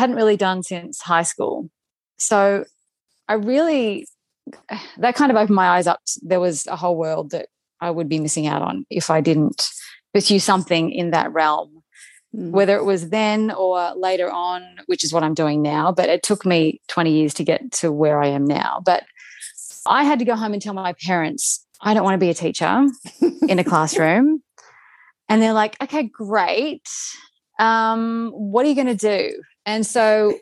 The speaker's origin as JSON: {"language": "English", "town": "Melbourne", "region": "Victoria", "country": "Australia", "also_born_or_lived": "Sweden", "moved": "as an adult", "lives_now": "Los Angeles, United States", "said": "I am from Melbourne in Australia"}